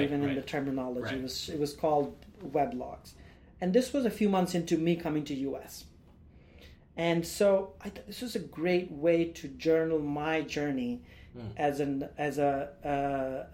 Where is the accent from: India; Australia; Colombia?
India; moved away as an adult; now in United States; as an Indian guy